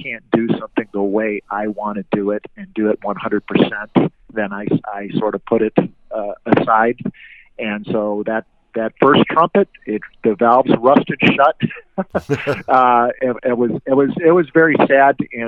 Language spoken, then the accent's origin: English; Rochester, New York, United States; moved away; I'm from Rochester, New York originally